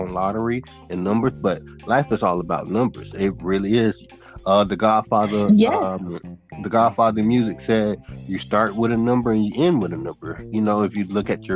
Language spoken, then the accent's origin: English; Naples, Florida, United States; also born or lived in Immokalee, Florida; Originally, I was born in Naples, Florida, N-A-P-L-E-S, Naples, Florida. It's a rich community. We had our little you know, section of just